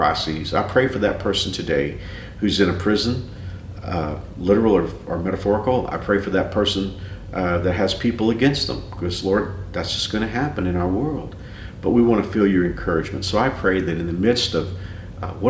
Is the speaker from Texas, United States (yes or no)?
yes; Fort Worth, Texas, United States; moved away as an adult; this is my hometown, I'm from Fort Worth